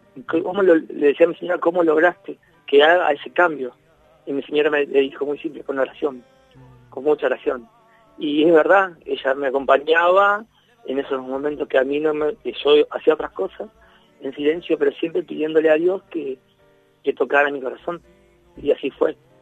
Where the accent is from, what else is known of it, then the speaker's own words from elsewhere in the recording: Rosario, Santa Fe, Argentina; soy el, músico rosarino de acá, de la zona